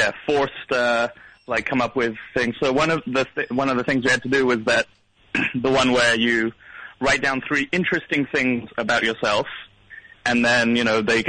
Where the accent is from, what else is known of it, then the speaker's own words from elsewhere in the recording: Kentucky, United States; Everyone knows I'm from Kentucky.